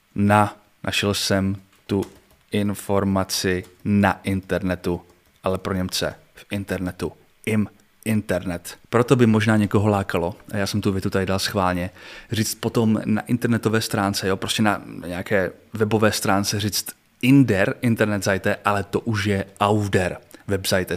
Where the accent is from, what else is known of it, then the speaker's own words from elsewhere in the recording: Czechia; jako Čech